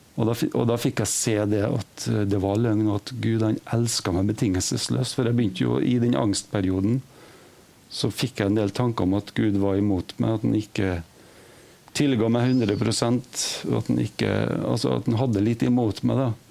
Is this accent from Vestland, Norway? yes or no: no; Trondheim, Trøndelag, Norway; moved away; jeg er fra Trondheim